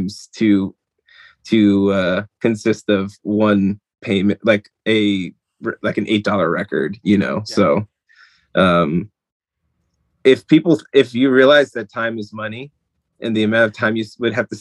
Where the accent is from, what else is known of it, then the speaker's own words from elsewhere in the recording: New Jersey, United States; I grew up in North Jersey